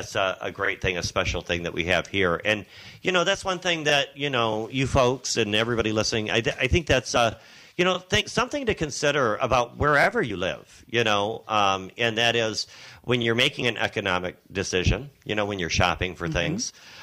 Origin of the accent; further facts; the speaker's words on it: Monroe County, Michigan, United States; now in Saugatuck, United States; I grew up on the east side myself